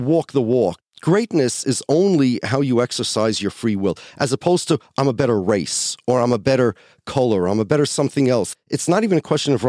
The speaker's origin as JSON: {"language": "English", "country": "United States", "tie": "born or raised there", "said": "I grew up here in the United States of America, and I used the Pledge of Allegiance to the flag in school"}